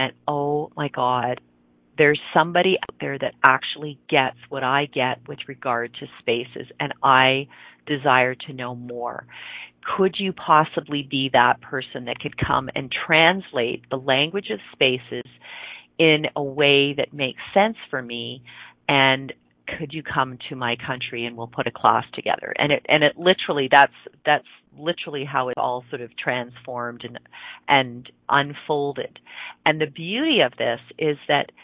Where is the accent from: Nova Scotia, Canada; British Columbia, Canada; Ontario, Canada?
Ontario, Canada; just outside Toronto; now in Calgary, Canada; I grew up in Ontario, which is on the eastern part of Canada. For those of you that know Toronto, it's just outside of Toronto.